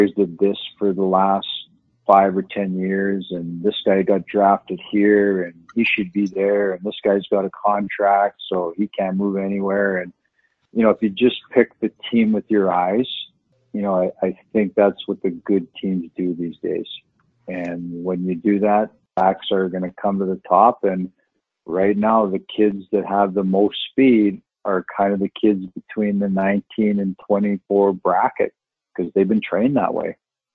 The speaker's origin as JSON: {"language": "English", "town": "Foam Lake", "region": "Saskatchewan", "country": "Canada", "tie": "born or raised there", "said": "growing up in Saskatchewan"}